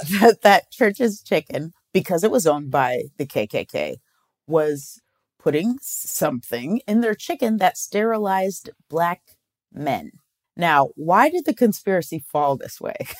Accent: Omaha, Nebraska, United States; We're from Omaha, Nebraska

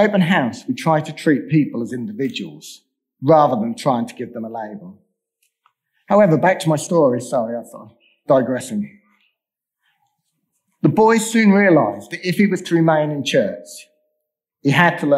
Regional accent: England, United Kingdom; I was born in England.

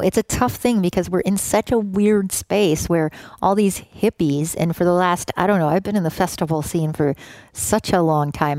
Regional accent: Canada; moved away; also born or lived in Oakland, California; me being Canadian, and I think we both just grew up in countries that don't view themselves as the center of the world

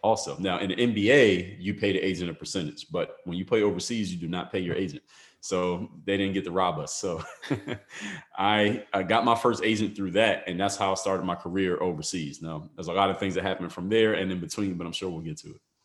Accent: Philadelphia, Pennsylvania, United States; now in Miami, United States; I come from Philadelphia, Pennsylvania, live in Miami now

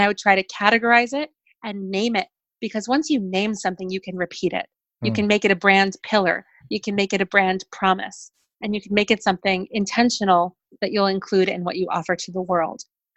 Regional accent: New York City, New York, United States; I grew up in New York City

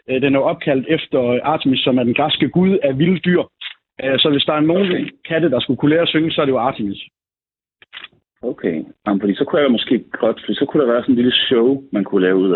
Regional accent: Jutland, Denmark; jeg er selv jyde

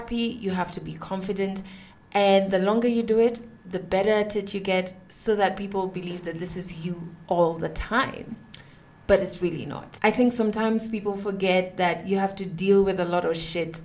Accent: Kenya; I am a Kenyan woman who has been on radio for the past 9 years.

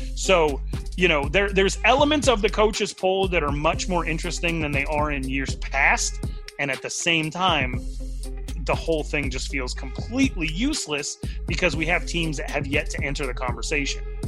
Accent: Wyoming, United States; I'm from Wyoming, Wyoming, where rodeo matters.

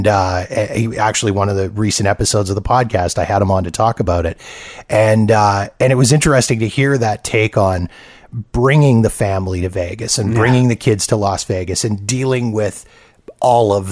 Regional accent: Canada; as a Canadian

